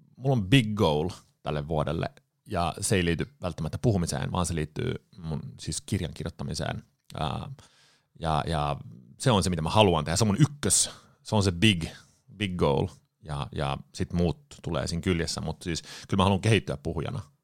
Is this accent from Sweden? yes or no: yes; Sweden; moved away as an adult; now in Finland; Ruotsista kotoisin. Mut, mutsi ja Faija muutti Ruotsiin 74 tai 75. Synnyin sitten tota, Ruotsissa